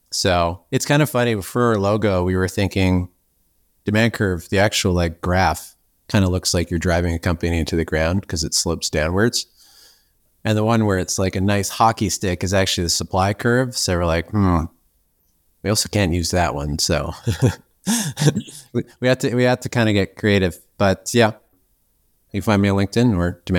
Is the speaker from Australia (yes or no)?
no; Ireland; I'm Irish